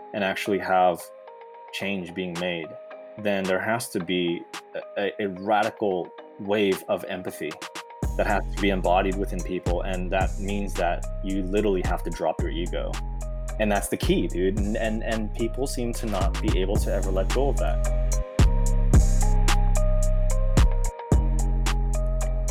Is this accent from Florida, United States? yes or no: no; Irvine, California, United States; I grew up in Irvine